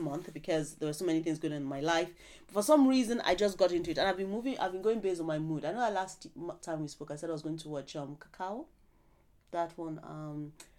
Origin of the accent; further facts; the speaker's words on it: Nigeria; we're Nigerian